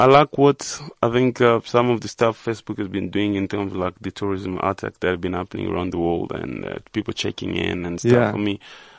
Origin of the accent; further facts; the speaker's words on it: Goma, North Kivu, DR Congo; I grew up in a very small town called Goma.